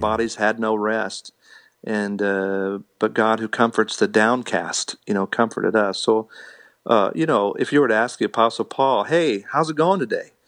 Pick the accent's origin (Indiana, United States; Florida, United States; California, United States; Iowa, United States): Indiana, United States; now in Missouri, United States; I'm a Hoosier from Indiana